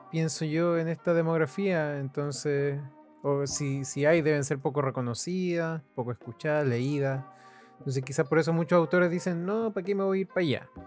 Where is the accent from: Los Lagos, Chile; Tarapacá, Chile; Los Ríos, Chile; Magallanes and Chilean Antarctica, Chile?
Los Ríos, Chile; Valdivia; No, eh, yo soy de Valdivia.